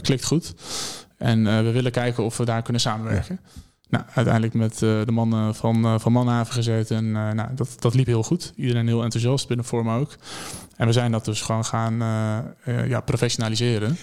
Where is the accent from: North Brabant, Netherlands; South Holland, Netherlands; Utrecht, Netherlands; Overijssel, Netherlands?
Utrecht, Netherlands; Maarssen; moved away; ik kom oorspronkelijk kom ik uit Maarsen. Dat ligt bij Utrecht